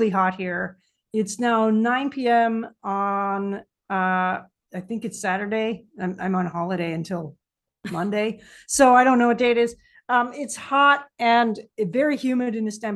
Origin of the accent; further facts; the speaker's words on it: Canada; moved away as an adult; also born or lived in Toronto, Canada; I'm Canadian. I'm a Canadian national. I lived in Toronto for a long time.